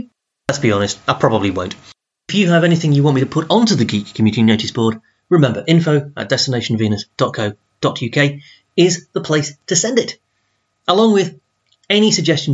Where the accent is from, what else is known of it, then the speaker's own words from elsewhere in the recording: Doncaster, Yorkshire and the Humber, United Kingdom; I'm from Doncaster, and that's such a Doncaster Sheffield thing.